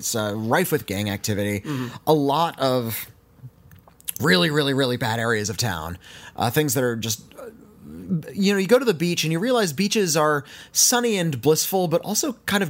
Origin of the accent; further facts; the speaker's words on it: Santa Monica, California, United States; also born or lived in Venice, California; I was raised in Santa Monica, California. We're really close to the beach. And I lived in Venice for a little bit as well.